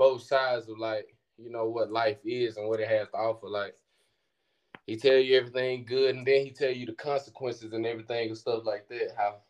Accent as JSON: {"language": "English", "town": "Louisville", "region": "Mississippi", "country": "United States", "also_born_or_lived": "Pearl, Mississippi", "lives_now": "Memphis, United States", "said": "I'm from Lewisville, Mississippi, but I moved to Pearl, Mississippi around 8th grade."}